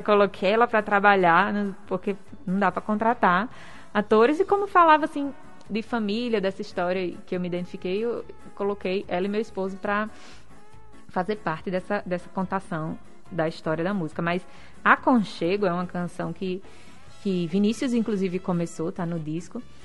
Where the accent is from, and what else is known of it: Northeast Brazil, Brazil